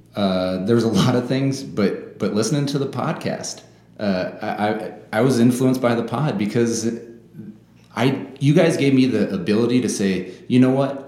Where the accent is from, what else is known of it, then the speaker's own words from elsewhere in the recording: Sioux City, Iowa, United States; moved away as an adult; I was raised in Sioux City